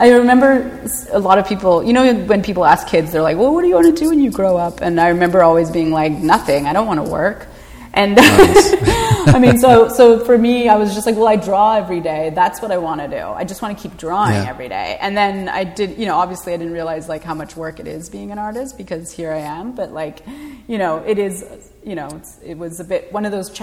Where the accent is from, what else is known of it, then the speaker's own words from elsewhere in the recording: Vancouver, British Columbia, Canada; growing up in Vancouver